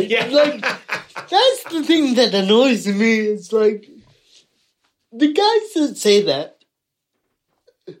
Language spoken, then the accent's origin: English; United States; now in United Kingdom; I'm American